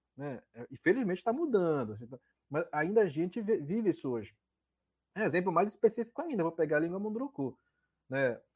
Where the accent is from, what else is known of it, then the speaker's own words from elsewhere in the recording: Nova Olinda do Norte, Amazonas, Brazil; also born or lived in Aldeia Quatá, Borba; Eu, eu, eu nasci em Nova Olinda, mas fui registrado como, como nascido no Quatá, né? Por conta da, na época, tem todo um, um processo lá. E vivi um, boa parte da, da vida, da infância, na verdade, entre a aldeia Quatá e o município de Nova Olinda do Norte